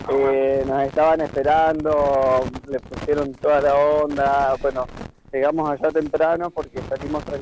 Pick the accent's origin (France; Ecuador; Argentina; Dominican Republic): Argentina; Argentine interior; yo soy del interior